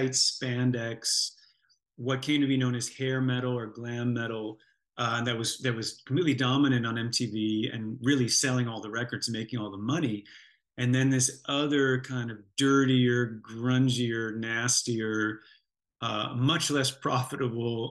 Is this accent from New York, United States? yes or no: yes; Buffalo, New York, United States; I happened to come from the same hometown as this band called